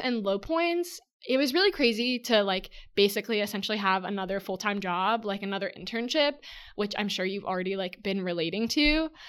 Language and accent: English; San Diego, California, United States; my hometown, San Diego